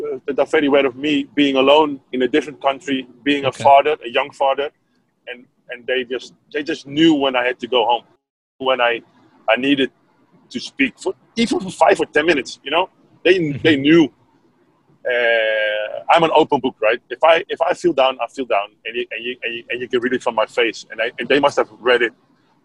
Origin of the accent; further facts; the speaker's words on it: Netherlands; English is a second language; Well, I came from Holland.